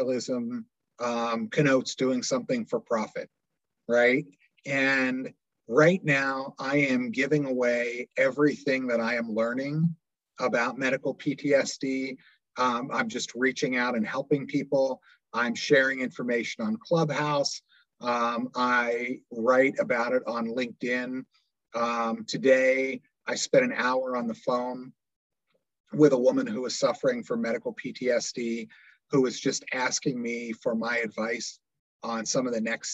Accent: Doylestown, Pennsylvania, United States; I grew up in Doylestown Borough

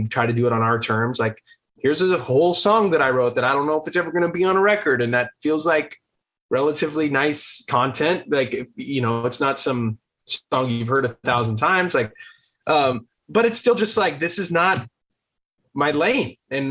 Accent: Los Angeles, California, United States; we grew up going to our dad's like local LA shows

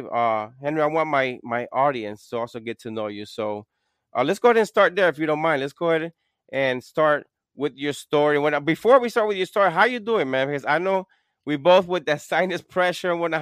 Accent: Puerto Rico; I'm from Puerto Rico

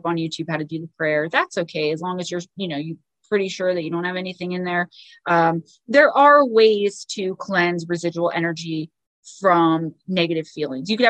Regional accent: Paterson, New Jersey, United States; my hometown, the town I love, Paterson, New Jersey

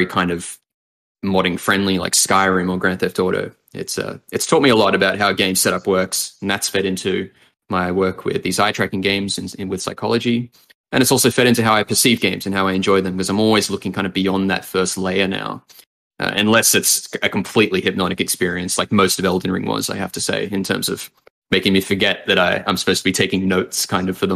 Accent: Sydney, New South Wales, Australia; moved away as an adult; now in New York, United States; I've spent the first 25 years of my life in Sydney, and then it's been New York since then.

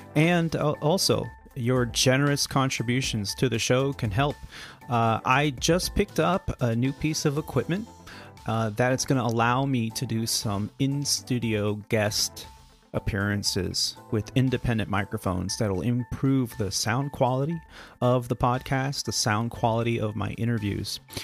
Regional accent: Northern California, United States; also born or lived in Canada; I grew up in Northern California. We we moved out here when I was very young

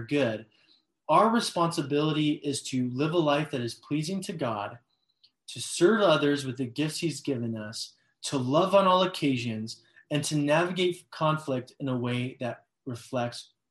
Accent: Los Angeles, California, United States; I'm from Los Angeles.

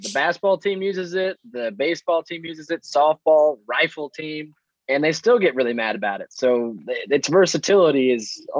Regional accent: Louisville, Kentucky, United States; I'm from Louisville

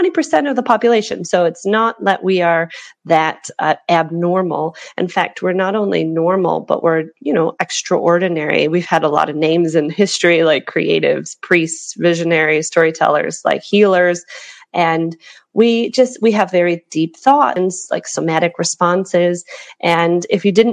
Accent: Chicago, Illinois, United States; now in Hong Kong; I live in Hong Kong at the moment, but I'm originally from Chicago. You can tell from my accent

